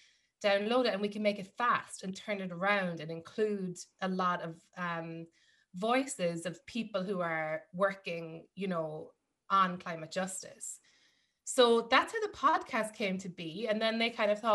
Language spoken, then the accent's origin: English; Ireland; moved away as an adult; now in New York, United States; growing up in Ireland, yes, there are things like my, I'm from a farming family